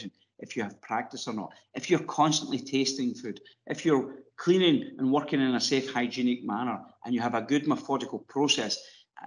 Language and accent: English; Ireland; accent: Irish; moved away as an adult; my accent probably gives it away. I lived in Ireland for 24 years.